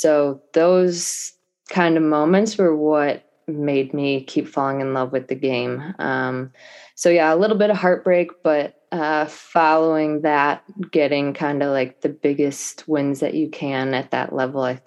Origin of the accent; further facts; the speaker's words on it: Cleveland, Ohio, United States; in Ohio, because I'm from Cleveland